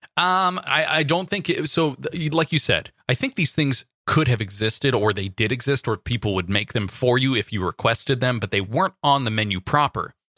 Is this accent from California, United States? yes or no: yes; Santa Monica, California, United States; Santa Monica, my hometown turf-ish